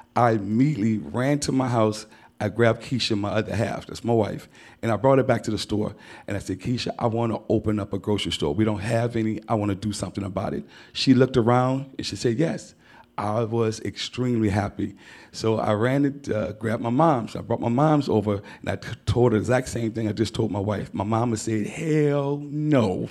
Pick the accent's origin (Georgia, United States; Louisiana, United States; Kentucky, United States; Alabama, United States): Louisiana, United States; New Orleans; I had a wonderful childhood growing up here in New Orleans